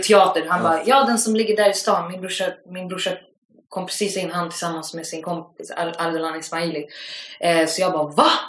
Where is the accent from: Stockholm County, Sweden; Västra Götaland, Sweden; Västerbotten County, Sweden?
Stockholm County, Sweden; Stockholm; jag är från Akalla, det är en station ifrån Husby